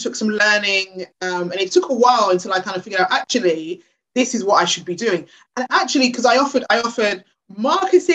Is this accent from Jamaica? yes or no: no; London, United Kingdom; I grew up in Hackney. I was born in Hackney.